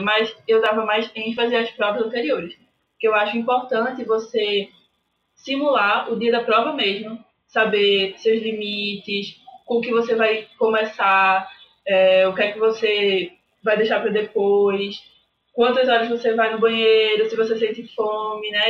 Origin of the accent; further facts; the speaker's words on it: Recife, Pernambuco, Brazil; eu sou de Recife, Pernambuco